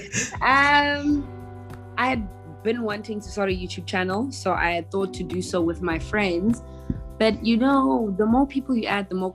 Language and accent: English; Johannesburg, Gauteng, South Africa; also born or lived in Durban / Cape Town; I was born in Durban, grew up in Johannesburg, and then came to Cape Town for varsity, and I am now back in Johannesburg.